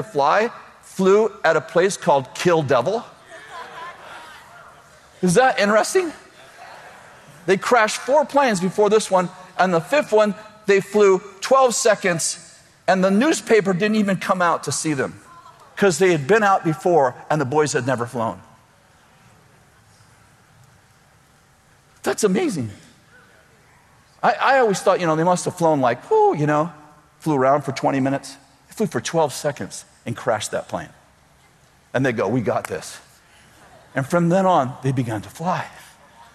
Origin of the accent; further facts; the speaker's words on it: Weaverville, United States; I'm from Weaverville